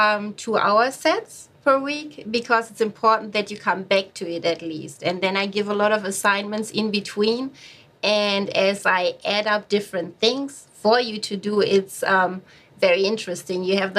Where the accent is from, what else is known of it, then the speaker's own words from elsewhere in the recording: Paris, Île-de-France, France; accent: Parisian; I even have Canadian students who just come to me because they want my Parisian accent.